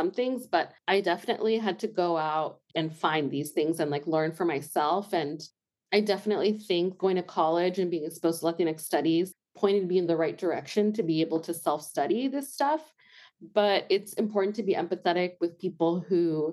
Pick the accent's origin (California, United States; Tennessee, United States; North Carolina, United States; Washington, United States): California, United States; Pacifica; moved away as an adult; now in Tucson, United States; I grew up in a very specific beach town called Pacifica, and it was mostly white.